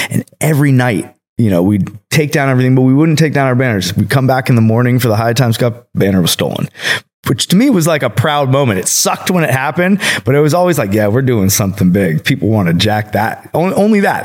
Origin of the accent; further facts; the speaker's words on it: Bay Area, California, United States; moved away as an adult; now in Colorado, United States; I grew up in the Bay Area